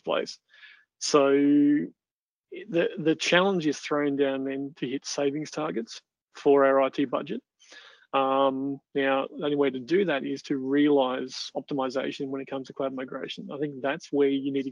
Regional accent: Australia; the Australians are always the loudest ones, getting what we want

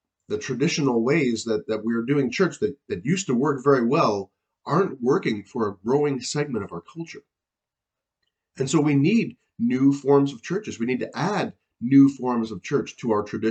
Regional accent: Niagara region, Ontario, Canada; also born or lived in Hamilton area; I grew up in the Niagara region

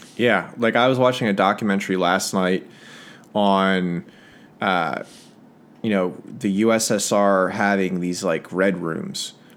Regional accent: United States; as an American

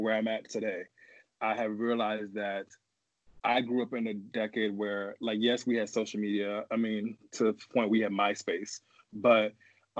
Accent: New York City, New York, United States; now in Minneapolis, United States; I am originally from Manhattan, New York, born and raised. Currently live in Minneapolis

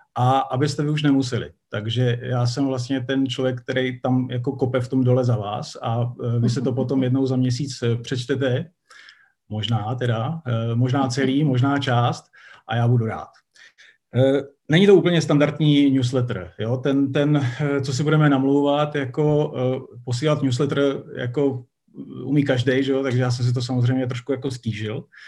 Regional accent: Ostrava, Moravian-Silesian Region, Czechia; moved away; dlouho jako jsem v Ostravě nebyl, je fajn se tam zase objevit, je to moje rodné město

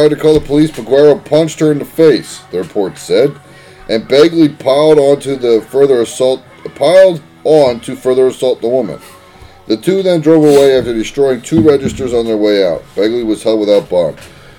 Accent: Canada; Well, I'm a Canadian out in Oli.

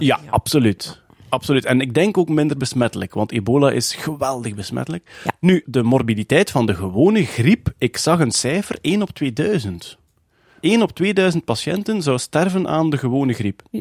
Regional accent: East Flanders, Belgium; also born or lived in Ghent; ik ben een Oost-Vlaming

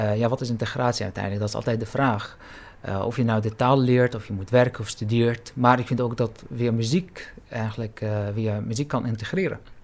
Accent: Syria; now in Netherlands; waar ik vandaan kom, ik ben Palestijns-Syrisch

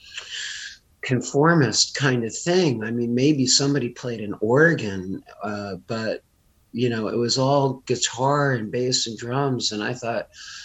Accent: Livingston, New Jersey, United States; moved away as an adult; also born or lived in Minneapolis; I grew up in Livingston, New Jersey

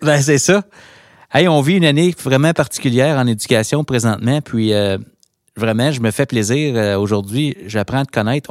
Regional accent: Hawkesbury, Ontario, Canada; là où je me trouve, là où j'ai grandi pour les Hawks de Hawkesbury

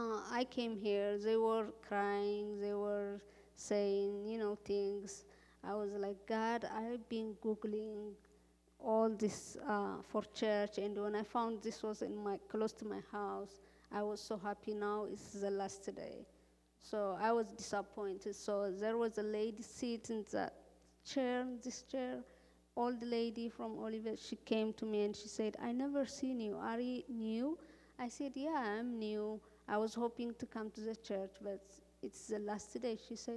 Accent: Cuba; now in Iowa, United States; I came here. I came from Cuba direct to Iowa, so I was looking for church.

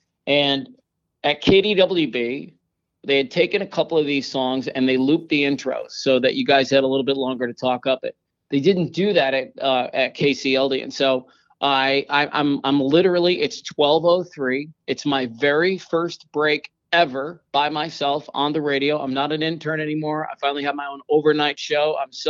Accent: Coon Rapids, Minnesota, United States; moved away as an adult; now in Phoenix, United States; I was born in Coon Rapids, Minnesota back in 1973. Okay. And raised up there off of Egret Boulevard.

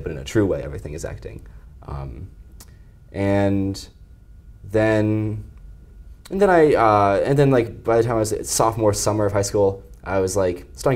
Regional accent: Swansea, Massachusetts, United States; Growing up as a kid, I grew up in Swansea, Massachusetts, which is right over the border from Providence

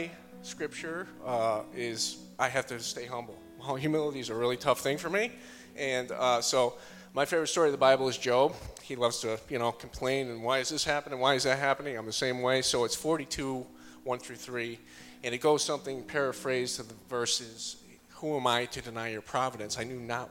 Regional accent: Rotterdam, New York, United States; moved away; I'm from originally from Schenectady, New York, right outside of Albany, a small town called Rotterdam

